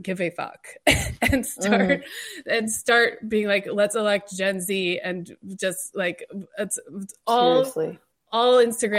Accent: North Carolina, United States; I grew up in North Carolina

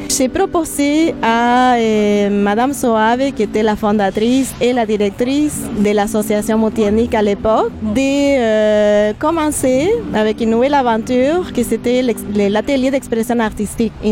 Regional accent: Buenos Aires, Argentina; moved away as an adult; Et je suis originaire de l'Argentine, de Buenos Aires, et euh, je suis psychologue de formation.

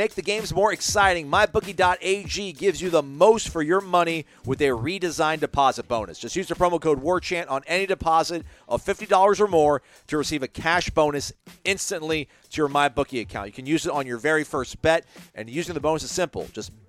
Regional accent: Cincinnati, Ohio, United States; now in Tallahassee, United States; I was born and raised in Cincinnati, land of Skyline Chili, Grater's Ice Cream, the UC Bearcats, the Bengals, Who Dey, and the Clooneys. I've lived in Tallahassee for the last 9 years

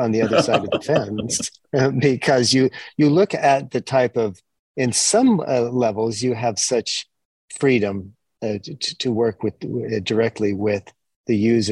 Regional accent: Utah, United States; moved away as an adult; also born or lived in Pacific Northwest / Japan; I grew up in Utah

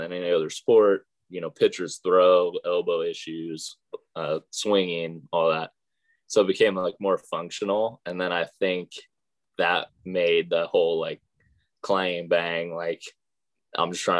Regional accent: California, United States; I'm from California

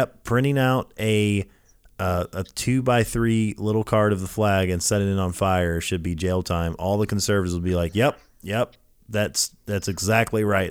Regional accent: Lafayette, Louisiana, United States; moved away; I grew up in Louisiana as a kid

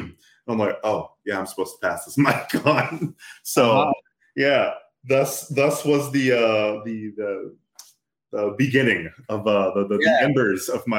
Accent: Texas, United States; I grew up in Texas. I grew up in a predominantly white neighborhood. A lot of predominantly white spaces. So there's a lot about myself, about my blackness, that I was taught to be ashamed of or hate even.

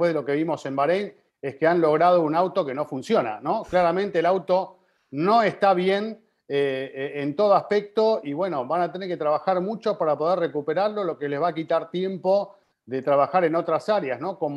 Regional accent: Venezuela; soy venezolano

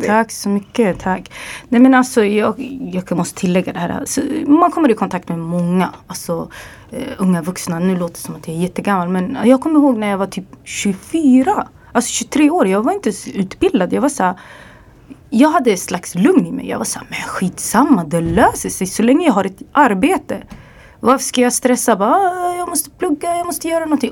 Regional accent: Örebro, Örebro County, Sweden; also born or lived in Dubai / England / Los Angeles; där jag kommer ifrån, Örebro

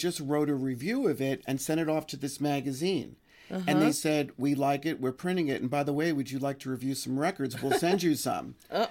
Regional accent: New York City, New York, United States; And growing up in New York City, you know, there were so many groups, …, ….

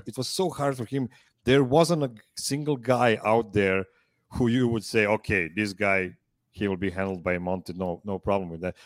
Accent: Serbia; I'm calling from Pančevo, Serbia

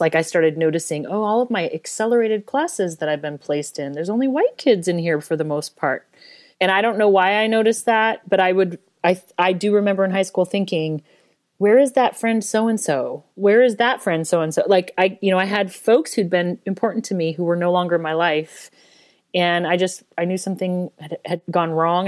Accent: Denver, Colorado, United States; I grew up in Denver

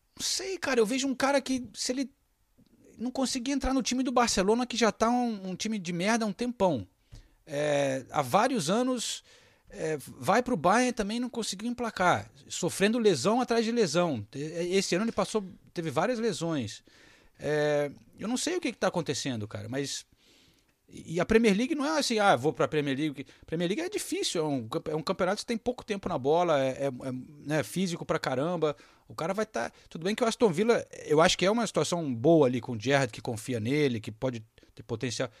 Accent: Brazil; moved away; eu preciso voltar para o Brasil. Realmente falo ah, um, um pouco como se eu tivesse nos anos 80 ainda, que é quando eu saí de lá

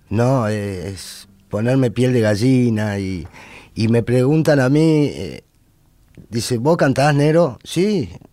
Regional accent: Buenos Aires, Argentina; now in San Francisco, Argentina; Yo nací de casualidad en San Francisco, Córdoba, pero en realidad me crié en Buenos Aires

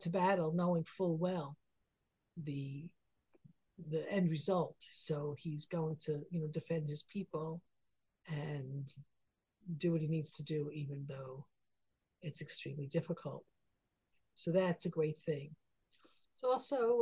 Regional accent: United States; I'm American

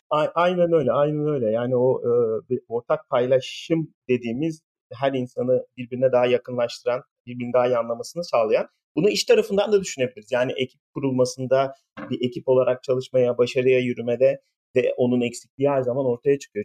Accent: İzmir, Turkey; moved away as an adult; also born or lived in Ankara, Turkey / Pittsburgh, United States / Austin, Texas, United States; now in California, United States; İzmir doğumluyum. İlkokul, ortaokul, lise öğrenimi falan bir İzmir'de yaptım.

